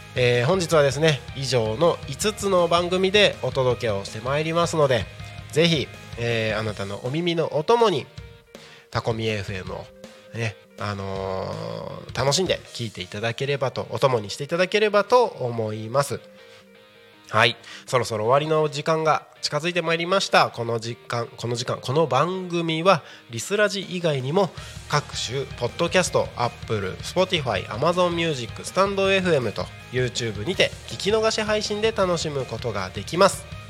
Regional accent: Takko, Aomori, Japan; moved away as an adult; now in Tako, Japan; 僕が、えーとまあ、生まれ育った青森県の田子町ってところ

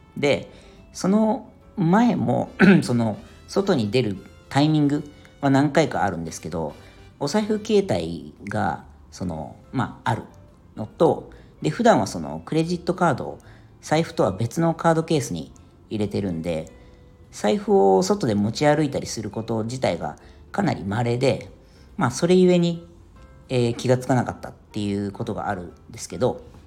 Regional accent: Yokohama, Kanagawa, Japan; moved away as an adult; now in Ireland; 僕はあの地元が横浜なんですけど

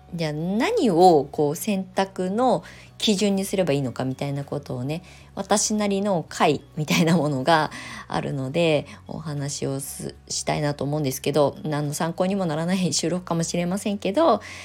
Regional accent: Kasama, Ibaraki, Japan; moved away as an adult; also born or lived in Shonan, Kanagawa; now in Kasama, Japan; U ターンしてきて地元に帰ってきて来るって決めた時っていうのは不安しかなかったんですよ。

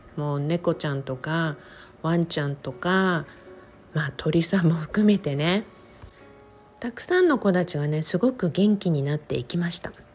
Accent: Okinawa, Japan; 沖縄生まれ沖縄育ち

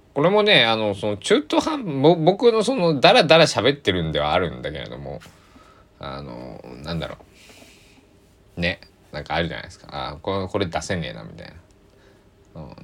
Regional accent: Japan; also born or lived in Takamatsu, Kagawa; 僕は日本に生まれて日本で育って日本語をしゃべりそして今も日本に住んでいる

